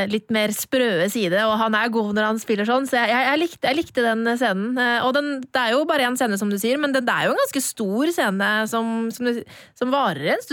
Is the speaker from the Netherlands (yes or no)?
yes; Netherlands; … i Nederland. Jeg er fra Nederland.